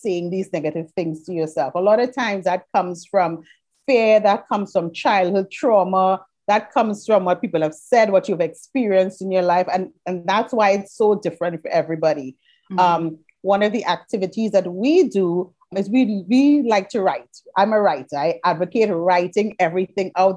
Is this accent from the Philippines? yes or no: no; Trinidad & Tobago; I'm from Trinidad and Tobago, which we are in the Caribbean.